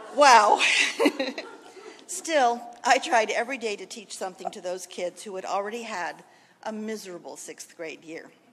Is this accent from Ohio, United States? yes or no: no; California, United States; moved away as an adult; also born or lived in Washington, D.C. / Maryland; growing up in California